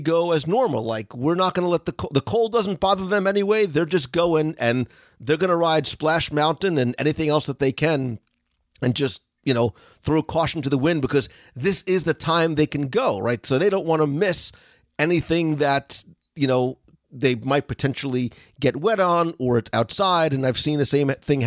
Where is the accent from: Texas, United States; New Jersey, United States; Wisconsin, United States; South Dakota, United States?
New Jersey, United States; moved away; I'm originally from Jersey